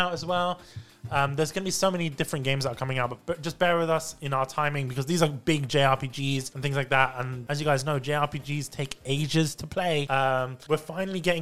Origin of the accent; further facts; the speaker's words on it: United Kingdom; accent: British; my British accent.